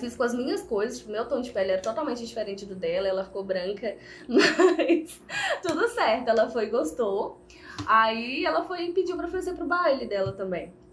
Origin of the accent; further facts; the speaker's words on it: Viçosa, Minas Gerais, Brazil; sou daqui de Viçosa mesmo